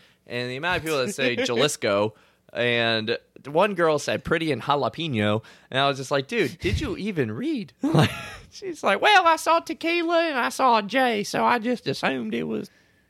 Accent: LaPlace, Louisiana, United States; moved away; also born or lived in Lexington, Kentucky; But I grew up in La Place, and everybody calls it La Place, you know?

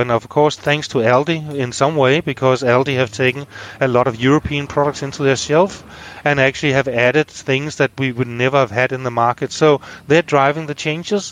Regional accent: Kokkedal, Capital Region of Denmark, Denmark; moved away as an adult; also born or lived in Copenhagen / Hørsholm; now in Australia; I was born in Kokkedal, that is actually uh, very close to Rungsted and Hørsholm, um, and grew up uh, there.

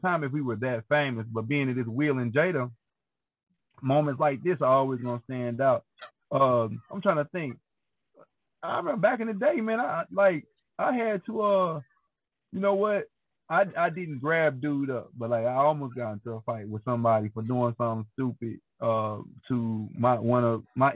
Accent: St. Louis, Missouri, United States; I grew up on Goodfellow and Lily and in North County

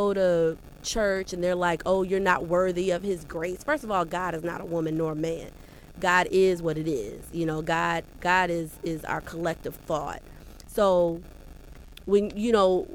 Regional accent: Skokie, Illinois, United States; also born or lived in Chicago, Illinois / Hampton, Virginia / New York; I grew up, when I was 5 years old, my mom and dad moved with me, of course, to Evanston, Skokie area. So I grew up in Skokie, Evanston area, down the street from Northwestern

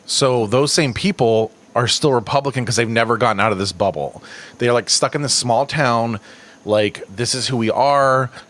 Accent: the South, United States; I grew up in the South, okay?

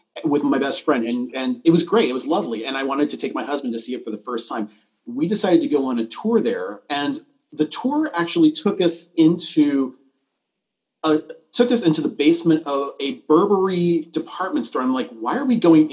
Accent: Southern California, United States; I grew up here in Southern California.

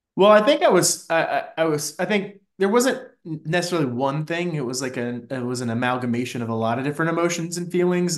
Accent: Fairfax County, a suburb of DC, Virginia, United States; moved away as an adult; also born or lived in New York; I grew up in, uh, Fairfax County specifically, which is a suburb of D C

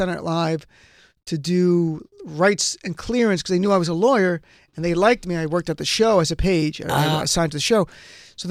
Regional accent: New Jersey, United States; This is Jersey. I grew up in North Jersey

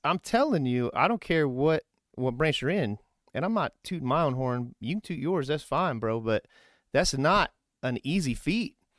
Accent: Kokomo, Indiana, United States; I'm originally from, like, Kokomo

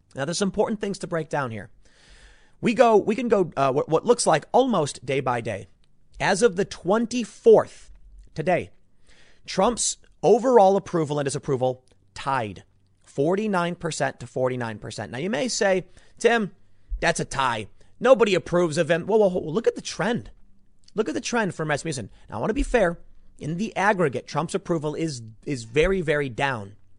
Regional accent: Chicago, Illinois, United States; I'm from Chicago

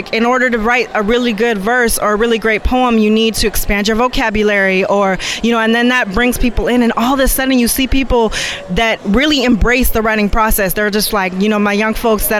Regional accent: Seattle, Washington, United States; now in Oakland, United States; I'm somebody that is a transplant. I've been here for 8 years, but I'm originally from Seattle, Washington, up north.

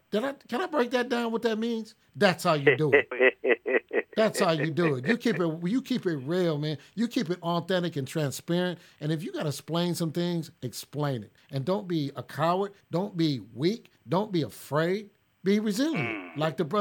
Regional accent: United States; moved away; also born or lived in Los Angeles, California / Tulsa, Oklahoma; I was raised in L.A. and I was raised in North Tulsa, Oklahoma.

